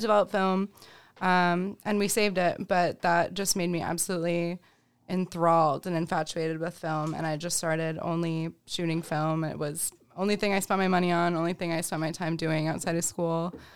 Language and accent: English; Rochester, New York, United States; also born or lived in Albany, New York; Rochester, born and raised. I grew up over in Henrietta